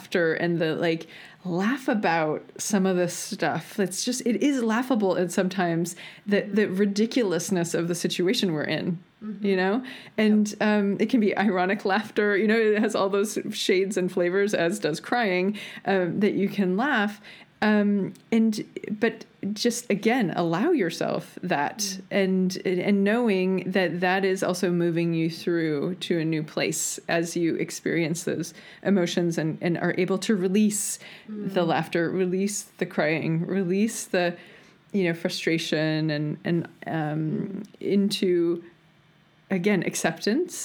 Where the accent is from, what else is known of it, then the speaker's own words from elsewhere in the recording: United States; I'm American